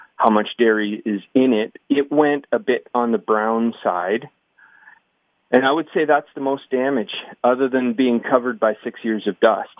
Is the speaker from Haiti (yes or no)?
no; Waterloo, Ontario, Canada; I'm from Waterloo.